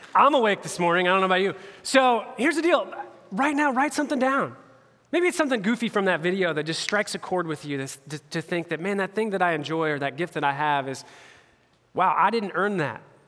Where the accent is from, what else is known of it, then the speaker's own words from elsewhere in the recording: Indianapolis area, United States; I'm a Pacers fan. I'm a homeboy. like all my hometown teams